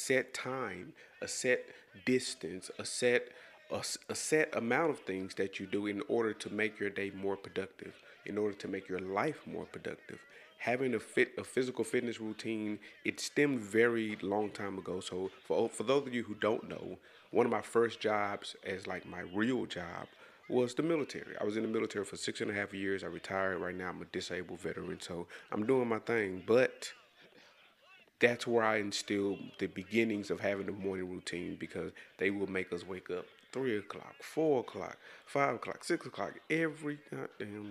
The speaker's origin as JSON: {"language": "English", "town": "DeSoto", "region": "Texas", "country": "United States", "said": "I'm from DeSoto, Texas. It's a suburb of Dallas, Texas."}